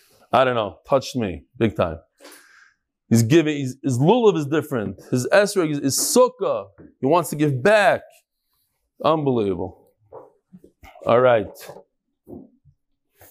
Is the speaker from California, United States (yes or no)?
yes; Los Angeles, California, United States; I grew up here in the La Brea area of Los Angeles, and I'm sober 3.5 years now.